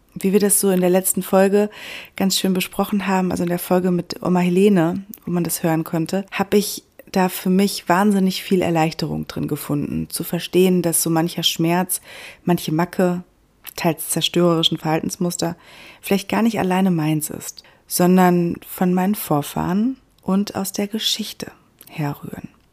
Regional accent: Germany; bei uns in Deutschland

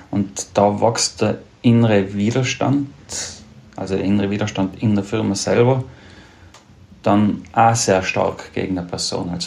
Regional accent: Tyrol, Austria; wenn ich als Tiroler dickes Fell habe, ist mir sehr vieles dann doch sehr nahe gegangen.

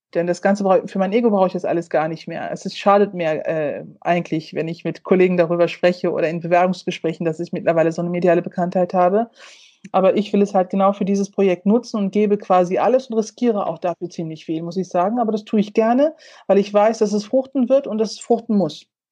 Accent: North Rhine-Westphalia, Germany; NRW als mein Heimatland oder Heimatbundesland

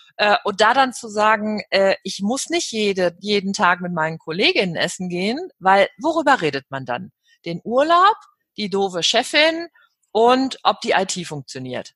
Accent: Cologne, North Rhine-Westphalia, Germany; Köln, dann ist das ja meine Heimatstadt

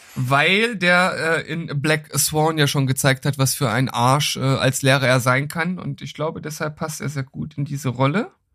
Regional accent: Lower Saxony, Germany; mein Heimatbundesland

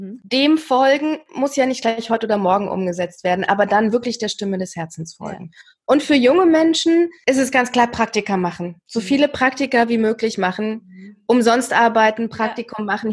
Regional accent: East Germany, Germany; ich komme ja aus dem Osten, also aus der mhm. ehemaligen DDR, eine AG besuchen

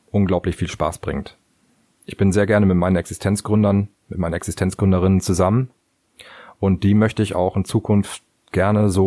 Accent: Cuxhaven, Lower Saxony, Germany; weil Cuxhaven ist mein Heimatort und auch der Ort, in dem ich wohne.

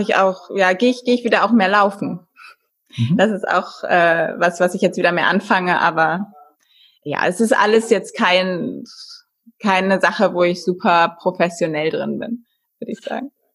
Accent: Germany; bei uns in Deutschland

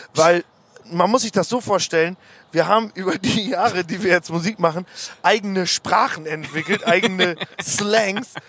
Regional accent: Osnabrück, Lower Saxony, Germany; wir kommen aus Osnabrück

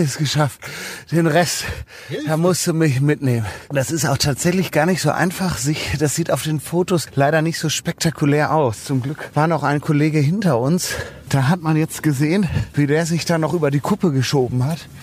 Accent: Cologne, North Rhine-Westphalia, Germany; als Kölner

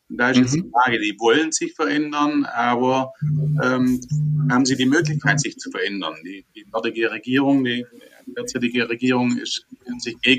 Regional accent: Germany; Da sind wir als Deutsche auch sehr gut, ähm

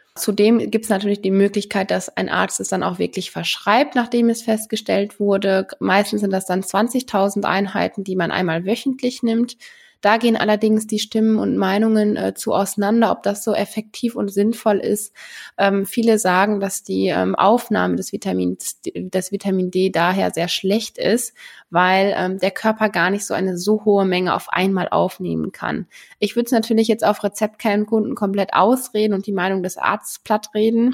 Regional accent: Germany

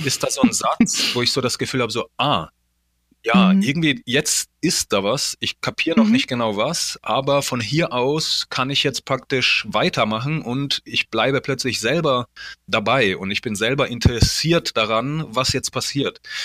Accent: Poland; moved away; wir kommen ja aus Polen

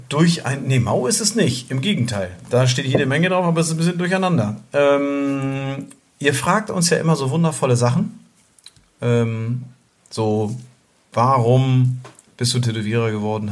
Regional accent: near Flensburg, Schleswig-Holstein, Germany; wir sind ja aus der Nähe von Flensburg. Ähm, so norddeutsche Lichter und äh, naja, und, und Zugewanderte.

